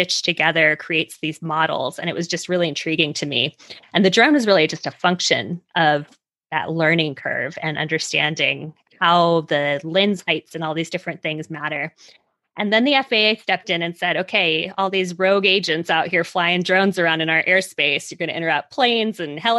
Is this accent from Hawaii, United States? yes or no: yes; Hawaii, United States; moved away as an adult; also born or lived in Silicon Valley, California / Manhattan, New York; Growing up in Hawaii, you can't go anywhere else if you don't get on a plane.